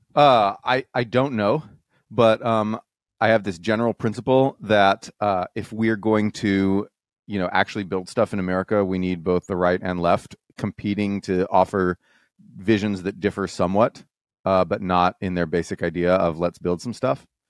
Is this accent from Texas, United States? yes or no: yes; Texas, United States; I'm from Texas